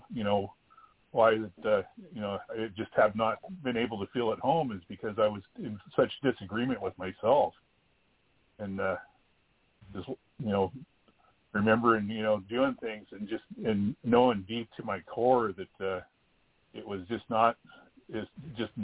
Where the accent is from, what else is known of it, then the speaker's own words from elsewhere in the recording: Klamath River, Northern California, United States; I'm from the Kudur Chasta Nation in Northern California on the Klamath River, upriver Indian